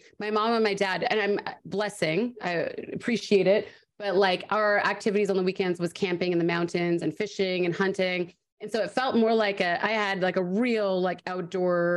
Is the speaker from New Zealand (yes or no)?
no; Canada; accent: Canadian; also born or lived in Vancouver; now in Los Angeles, United States; the longer I'm in Vancouver, I get my Canadian accent back